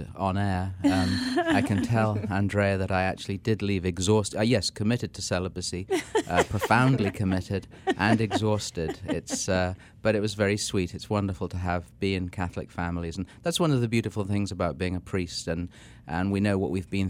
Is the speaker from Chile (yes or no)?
no; England, United Kingdom; moved away as an adult; also born or lived in London, England / Vermont, United States; now in Washington, D.C., United States; I'm an Englishman, even though I look like an Irishman.